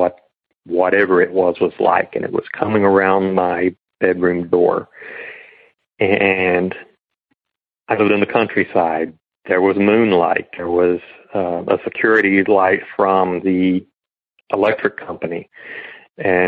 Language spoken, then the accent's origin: English; Northern South Carolina, United States; now in Northern Florida, United States; I grew up in Northern South Carolina